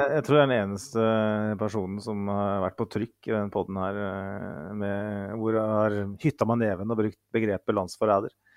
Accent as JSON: {"language": "Norwegian", "area": "Mjøsa region", "region": "Innlandet", "country": "Norway", "said": "jeg kommer fra Mjøsregionen"}